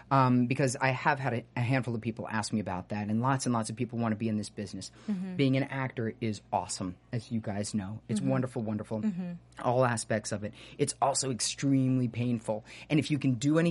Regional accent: New York, United States; I grew up in New York

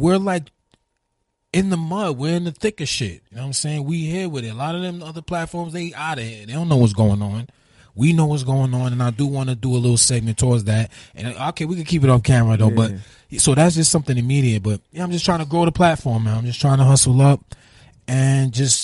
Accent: New York City, New York, United States; Red Hook, that's because that's where I'm from. You know, I'm from Utica Ave too

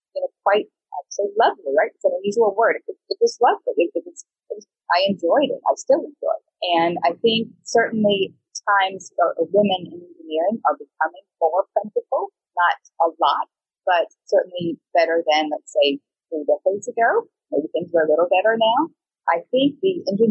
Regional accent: United States; I grew up in the United States

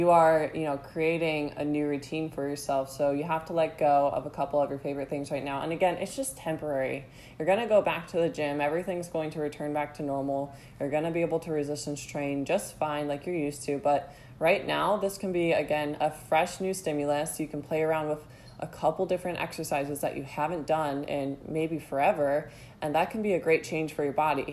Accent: Ohio, United States; I grew up in Ohio

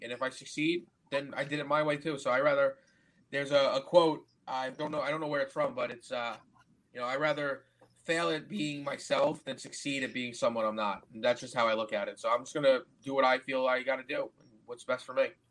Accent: United States; I'm from America.

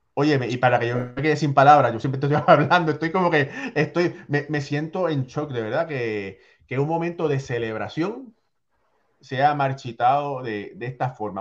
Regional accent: Puerto Rico; como boricua

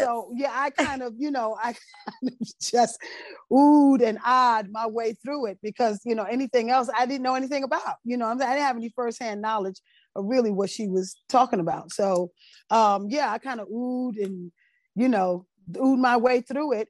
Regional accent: Teaneck, New Jersey, United States; also born or lived in Brooklyn, New York; I was born in Brooklyn, raised in Teaneck

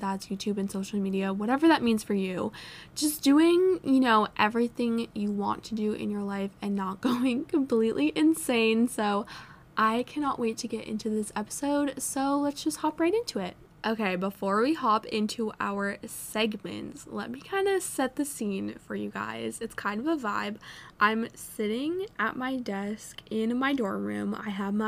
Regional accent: Vermont, United States; moved away as an adult; now in North Carolina, United States; I'm an out-of-state student. I'm from Vermont

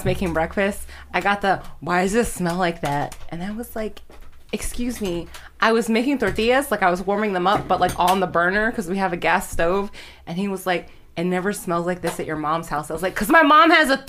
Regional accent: Baltimore, Maryland, United States

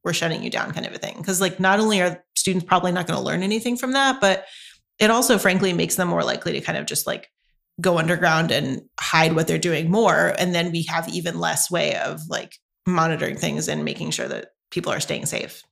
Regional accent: North Carolina, United States; moved away as an adult; now in Santa Barbara, United States; I grew up in North Carolina, so the culture is incredibly different there.

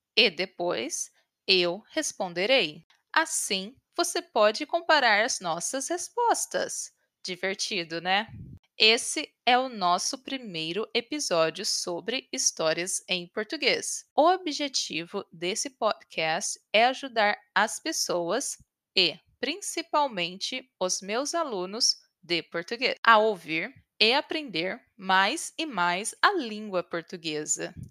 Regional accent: Brazil; moved away as an adult; now in United States; Eu falo português fluentemente porque sou brasileira e cresci no Brasil.

